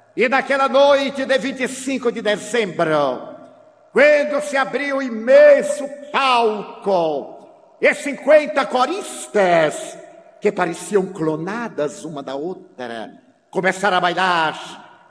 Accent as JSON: {"language": "Portuguese", "town": "Feira de Santana", "region": "Bahia", "country": "Brazil", "tie": "born or raised there", "said": "na minha cidade natal"}